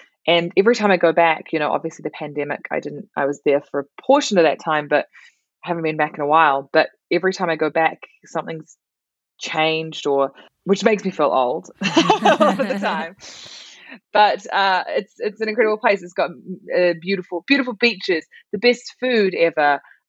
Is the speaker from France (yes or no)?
no; Auckland, New Zealand; moved away as an adult; now in London, United Kingdom; I love Auckland. I was born there. I was born in the house that I grew up in for the first 20 odd years of my life. So I'm a true born and bred Aucklander.